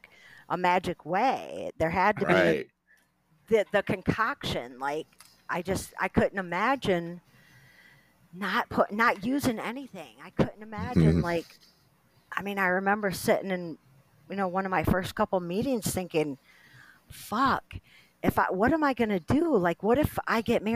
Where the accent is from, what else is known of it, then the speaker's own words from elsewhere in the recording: Tiffin, Ohio, United States; now in Cleveland, United States; I'm from Northwest Ohio. I'm from Tiffin